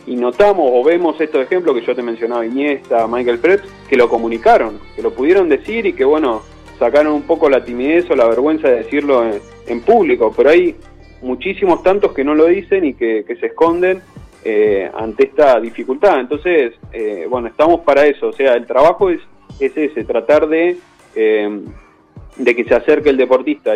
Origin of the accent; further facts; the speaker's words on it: Bahía Blanca, Buenos Aires Province, Argentina; moved away as an adult; also born or lived in Coronel Dorrego; now in Madrid, Spain; nací en Bahía Blanca, eh, después, bueno, hice mi adolescencia en Coronel Dorrego, ahí a 100 kilómetros de, Bahía